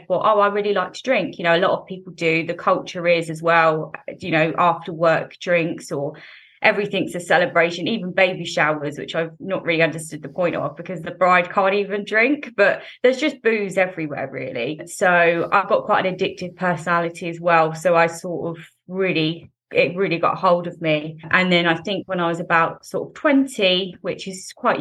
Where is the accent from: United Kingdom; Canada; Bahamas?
United Kingdom; England; So I live in England. So I grew up in England and I'm 26 years old.